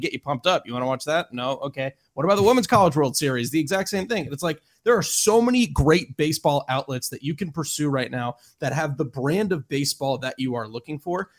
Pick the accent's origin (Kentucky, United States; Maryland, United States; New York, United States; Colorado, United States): Maryland, United States; I am born and raised in Maryland